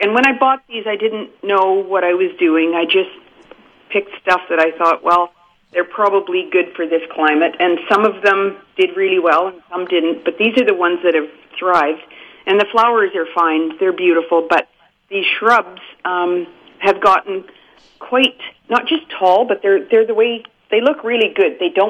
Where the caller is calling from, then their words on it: Manitoba, Canada; It's up on the west side of Lake Manitoba.